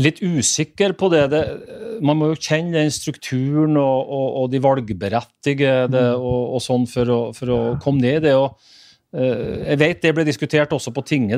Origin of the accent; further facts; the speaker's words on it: Northern Norway, Norway; Sjøl som nordlending